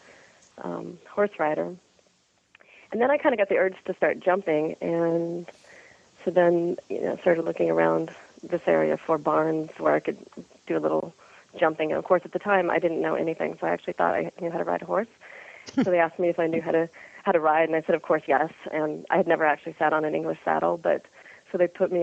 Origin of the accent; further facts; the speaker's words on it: Midwest, United States; now in California, United States; I grew up in the Midwest